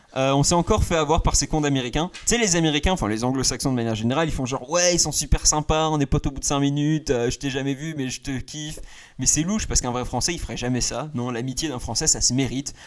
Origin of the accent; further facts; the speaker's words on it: France; je suis français